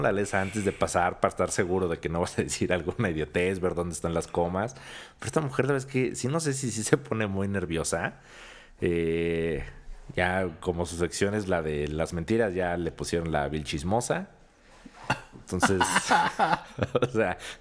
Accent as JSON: {"language": "Spanish", "country": "Mexico", "said": "los mexicanos"}